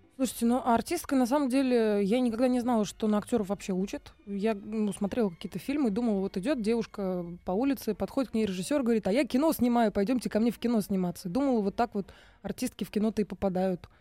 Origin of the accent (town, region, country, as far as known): Michurinsky District, Tambov Oblast, Russia; born or raised there; also born or lived in Priozersk, Leningrad Oblast; now in Moscow, Russia